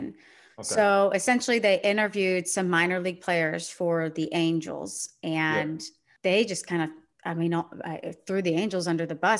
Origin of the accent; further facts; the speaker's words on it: Sugar Land, Texas, United States; my hometown, the Sugarland Skeeters